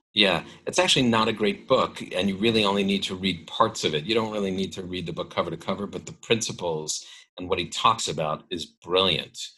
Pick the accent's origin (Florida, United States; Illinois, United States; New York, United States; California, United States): New York, United States; New York City; I lived in New York. I grew up in New York City